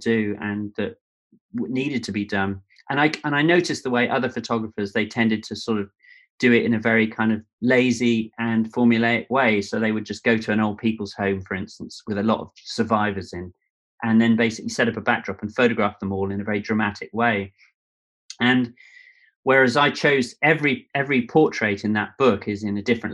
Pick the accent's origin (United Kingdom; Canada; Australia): United Kingdom; Devon, South West England; also born or lived in New York / London; I grew up, although I was born in New York, and then my dad was an art director in advertising, and then moved to London, and then brother and sister were born. And then my dad probably had a midlife crisis and moved down to Devon in the Southwest.